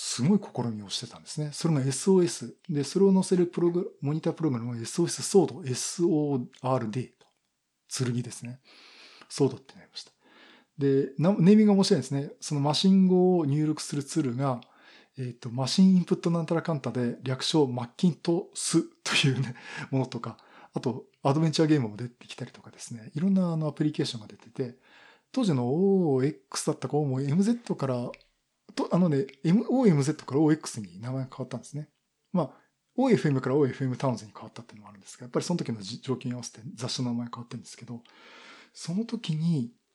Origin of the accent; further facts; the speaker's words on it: Yokohama, Kanagawa, Japan; moved away as an adult; also born or lived in Koriyama, Fukushima; 地元は横浜